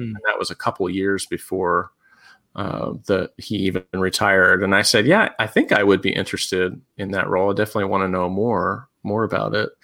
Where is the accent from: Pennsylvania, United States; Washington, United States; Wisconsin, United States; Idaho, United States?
Pennsylvania, United States; also born or lived in Colorado / Tennessee / Georgia / Kentucky; now in Indiana, United States; I grew up in Pennsylvania